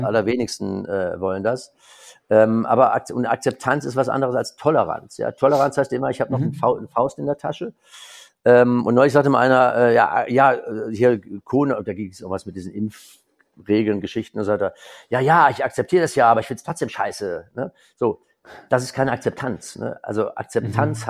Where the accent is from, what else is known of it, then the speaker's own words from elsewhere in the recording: Germany; now in Cologne, Germany; so als Winzersohn, ich bin ja quasi in der Mosel im Riesling aufgewachsen